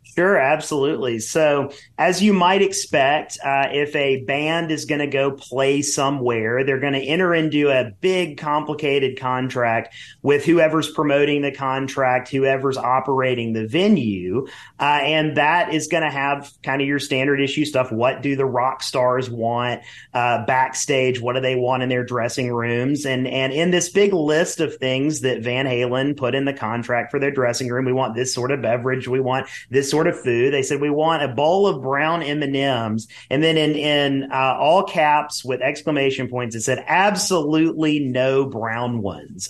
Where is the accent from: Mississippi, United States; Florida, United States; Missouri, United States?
Mississippi, United States; I'm originally from Mississippi